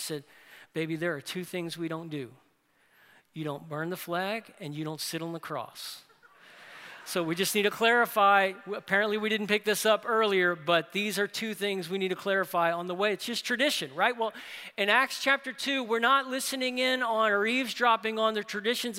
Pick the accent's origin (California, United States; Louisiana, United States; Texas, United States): Louisiana, United States; New Orleans; in our family, you had convictions like the Bible is true, God loves the world, God hates the Atlanta Falcons, right? So that's growing up in New Orleans